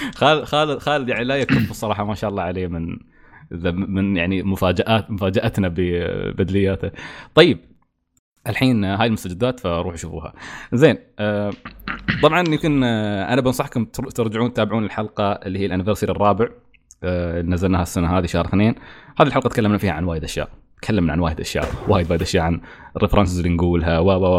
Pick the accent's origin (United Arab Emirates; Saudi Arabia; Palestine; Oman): United Arab Emirates; Al Ain, Abu Dhabi; نحن في الإمارات، يعني أنا مثلاً، أنا مثلاً من العين